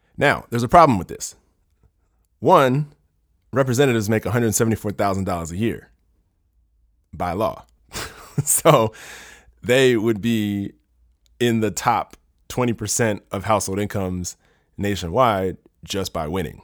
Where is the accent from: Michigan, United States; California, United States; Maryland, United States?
Maryland, United States; I'm from Maryland